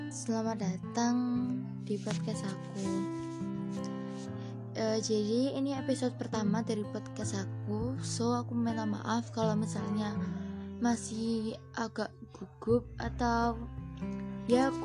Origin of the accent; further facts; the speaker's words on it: Malang, East Java, Indonesia; accent: Javanese (medok); aku minta maaf ya buat kalian semua yang nggak suka sama logat Jawaku atau logat medok aku karena di Malang itu Jawanya Jawa yang kasar